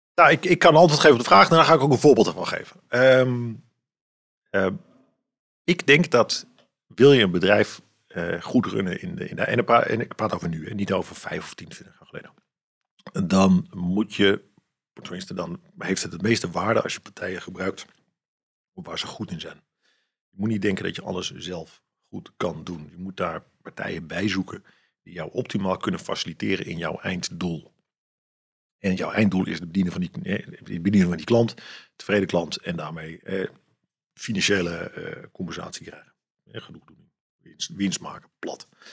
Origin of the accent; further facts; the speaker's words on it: Amsterdam, North Holland, Netherlands; now in Ermelo, Netherlands; ik ben, ik ben opgegroeid in een Amsterdamse volkswijk